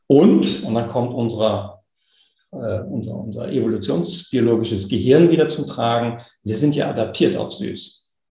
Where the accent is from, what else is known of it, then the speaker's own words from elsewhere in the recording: East Frisia, Lower Saxony, Germany; Ich komme aus Ostfriesland, da gibt es diese schönen schwarz-weißen ostfriesischen Milchkühe